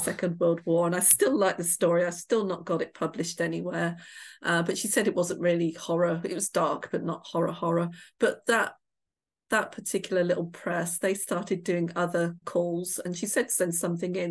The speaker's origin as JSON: {"language": "English", "area": "Shropshire", "region": "West Midlands", "country": "United Kingdom", "tie": "born or raised there", "moved": "yes", "said": "I grew up in a pub in the middle of nowhere. It was a country pub in Shropshire"}